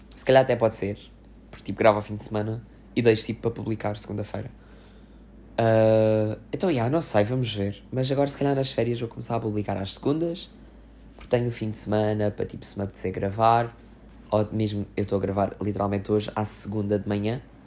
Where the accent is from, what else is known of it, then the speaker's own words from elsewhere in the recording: Loulé, Faro, Portugal; o festival que houve aqui na minha terra, na minha terra, que é o Festival Med